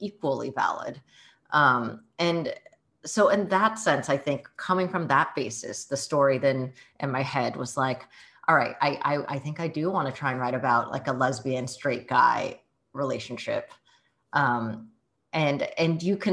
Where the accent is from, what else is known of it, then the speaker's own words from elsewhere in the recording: Bay Area, California, United States; first language Mandarin; English is a second language; moved away as an adult; also born or lived in San Jose / Seattle; I actually grew up in the Bay Area. I was born in San Jose in Kaiser Hospital, Santa Clara.